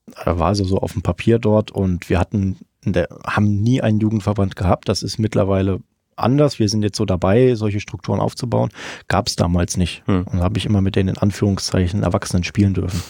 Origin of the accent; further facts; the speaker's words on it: Meiningen, Thuringia, Germany; also born or lived in Jena; aufgewachsen und geboren in der wunderschönen Theaterstadt Meiningen